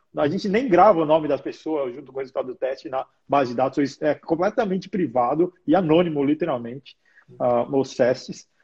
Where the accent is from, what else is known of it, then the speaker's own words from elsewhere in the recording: Brazil; now in Australia; como sou brasileiro